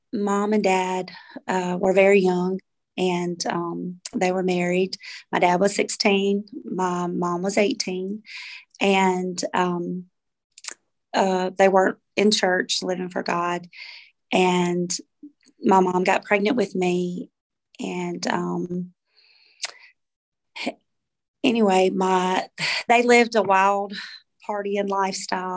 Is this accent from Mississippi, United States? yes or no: yes; Brandon, Mississippi, United States; I'm from Brandon, Mississippi.